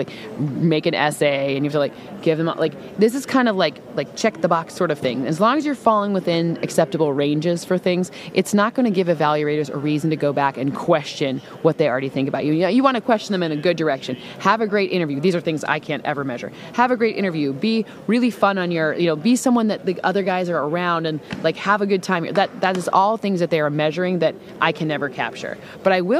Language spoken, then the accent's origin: English; Michigan, United States; accent: Michigan accent; moved away; I'm from Michigan